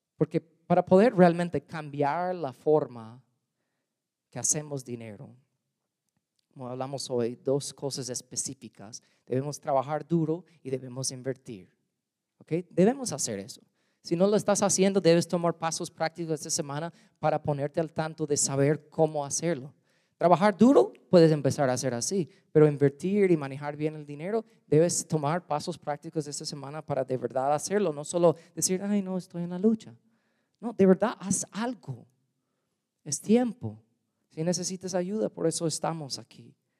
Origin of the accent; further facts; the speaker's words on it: United States; Spanish is a second language; also born or lived in Guatemala; now in Louisiana, United States; soy gringo